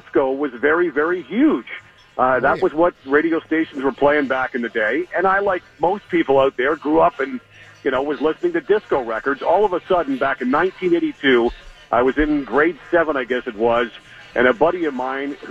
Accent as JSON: {"language": "English", "town": "Toronto", "region": "Ontario", "country": "Canada", "tie": "born or raised there", "said": "I grew up in Toronto. I grew up a diehard Toronto Maple Leafs fan."}